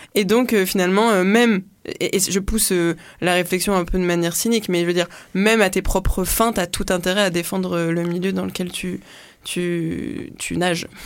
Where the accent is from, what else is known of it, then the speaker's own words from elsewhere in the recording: French Guiana; je suis née en Guyane